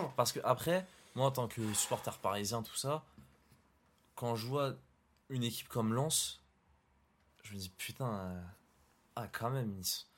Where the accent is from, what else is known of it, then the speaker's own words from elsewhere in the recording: Morocco; Je suis marocain